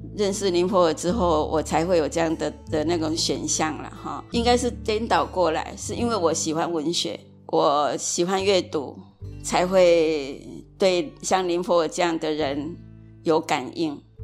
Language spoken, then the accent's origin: Chinese; Kaohsiung, Taiwan; 我的出生地是高雄的仁武乡。